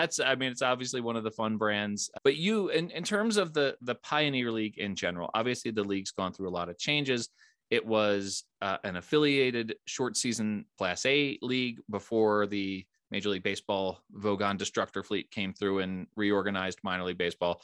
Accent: outside of Philadelphia, Pennsylvania, United States; moved away; I grew up outside of Philadelphia

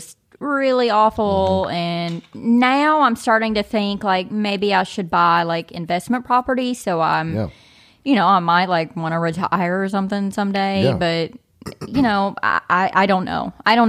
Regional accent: Kentucky, United States; So I'm from Eastern Kentucky.

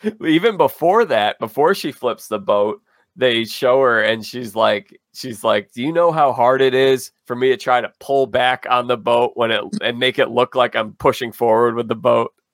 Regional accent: Chicago, Illinois, United States; am from Chicago. I've lived here my whole life

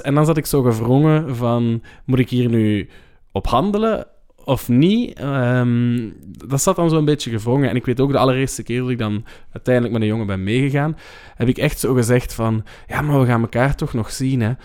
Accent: Leuven, Flanders, Belgium; ik heb ook gestudeerd in Leuven. Eh, en dat is de stad waar ik opgegroeid ben

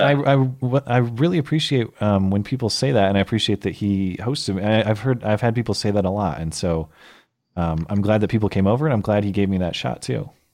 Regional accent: St. Louis Park, Minnesota, United States; I was born in Saint Louis Park, Minnesota, October eighty-seven

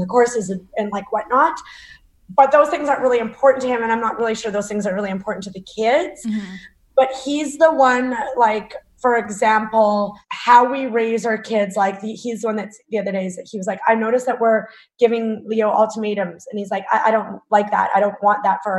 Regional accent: Northern Alberta, Canada; I was born and raised in Northern Alberta.

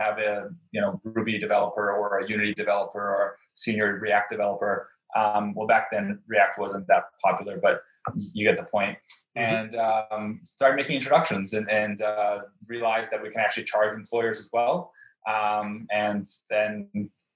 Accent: Canada; also born or lived in Brazil; since I was Canadian, or I am Canadian

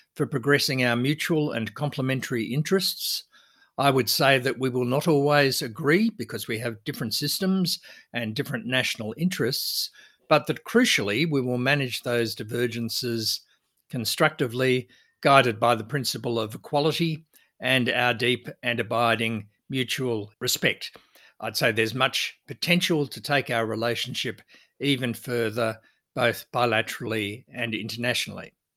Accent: Australia; our country

